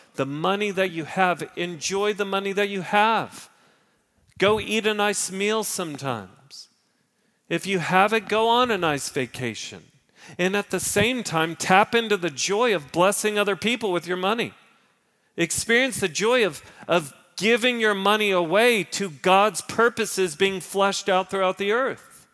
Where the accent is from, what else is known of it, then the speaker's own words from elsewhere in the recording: Park Cities, Texas, United States; I grew up in the Park Cities.